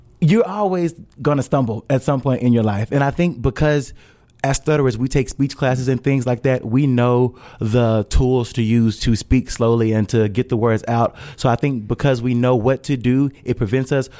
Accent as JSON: {"language": "English", "town": "Hattiesburg", "region": "Mississippi", "country": "United States", "tie": "born or raised there", "moved": "as an adult", "lives_now": "Louisville, United States", "said": "me being born and raised in Hattiesburg and being in Louisville, Kentucky"}